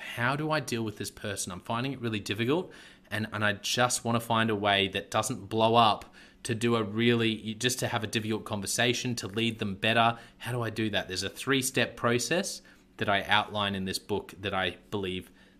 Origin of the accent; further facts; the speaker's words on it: Queensland, Australia; as a Queenslander